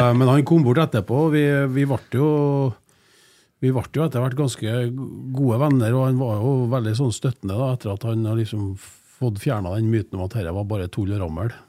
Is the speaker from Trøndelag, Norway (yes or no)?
yes; Trondheim, Trøndelag, Norway; Jeg er jo eier fra Trondheim, eller i hvert fall det som nå har blitt Trondheim, da, med Klæbu, der jeg har brukt mesteparten av oppveksten min